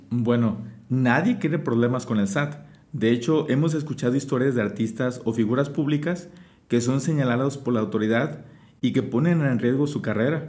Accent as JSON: {"language": "Spanish", "country": "Mexico", "said": "es nuestra obligación como mexicanos"}